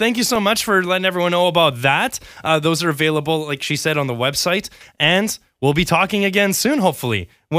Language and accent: English; Winnipeg, Manitoba, Canada; now in Comox Valley, Canada; the snow where I'm from Winnipeg